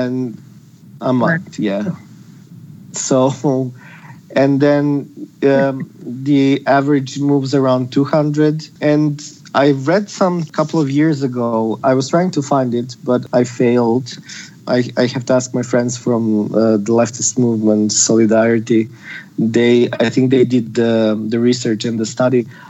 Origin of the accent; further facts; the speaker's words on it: Serbia; now in Skopje, North Macedonia; Originally, I'm from Serbia, but my mom is from Macedonia and from Skopje